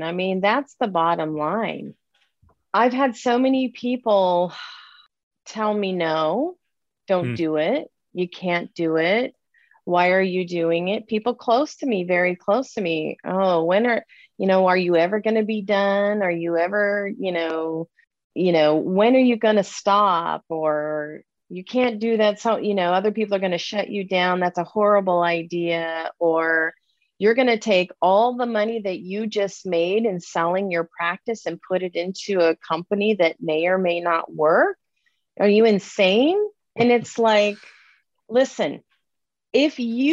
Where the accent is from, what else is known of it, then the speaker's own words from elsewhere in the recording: Southern California, United States; I grew up in Southern California